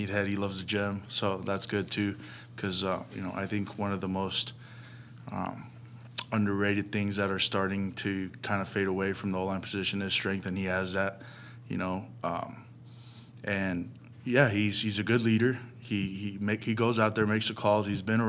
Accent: Las Vegas, Nevada, United States; also born or lived in New York; now in Phoenix, United States; I'm definitely a Deseret at heart because I grew up in Vegas

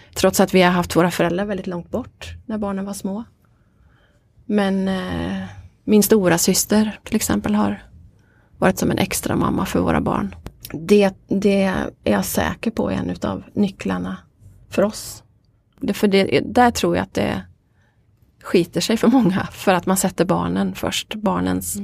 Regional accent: Veddige, Halland County, Sweden; also born or lived in Varberg; Jag kommer från Veddige.

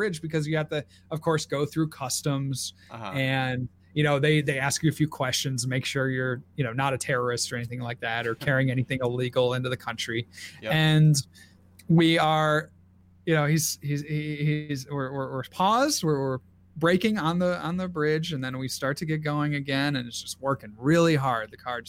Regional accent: Port Huron, Michigan, United States; grew up in Michigan and knew, you know, a couple guys from Michigan. So we were going to start and drive through my hometown of Port Huron

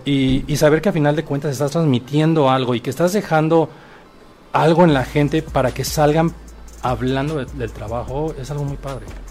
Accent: Acapulco, Guerrero, Mexico; yo soy originario de Acapulco

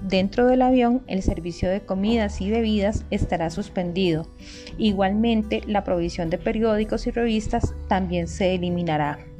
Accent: Costa Rica; nuestro país de Costa Rica

